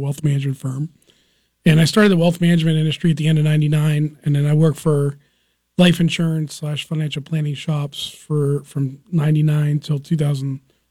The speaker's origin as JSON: {"language": "English", "town": "Salem", "region": "Ohio", "country": "United States", "tie": "born or raised there", "said": "my hometown was Salem, Ohio"}